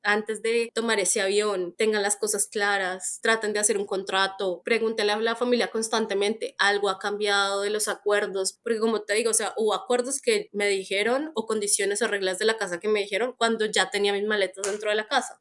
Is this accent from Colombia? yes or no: yes; Colombia; moved away as an adult; also born or lived in Netherlands / Melbourne, Australia; yo salí de Colombia nuevamente hace como, bueno, desde el 2019